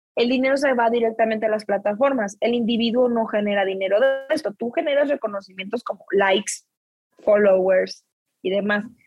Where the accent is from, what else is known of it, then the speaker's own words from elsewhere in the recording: Mexico; now in New York, United States; solo soy una mexicana en Nueva York